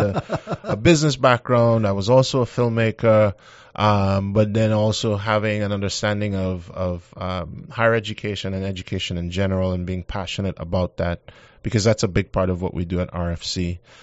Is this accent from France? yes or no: no; Trinidad & Tobago; moved away as an adult; also born or lived in Baltimore, Maryland / Southwest Virginia; now in Shreveport, United States; I'm from Trinidad and Tobago